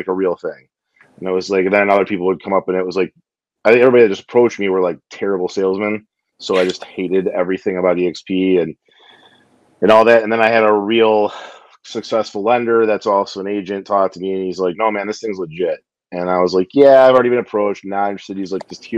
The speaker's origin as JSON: {"language": "English", "town": "Detroit", "region": "Michigan", "country": "United States", "also_born_or_lived": "Novi, Michigan", "said": "from the Detroit area, kind of based in Novi."}